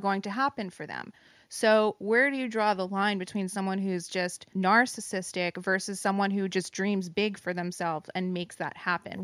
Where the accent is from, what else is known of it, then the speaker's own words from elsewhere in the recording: New Jersey, United States; moved away; I am in my home state of New Jersey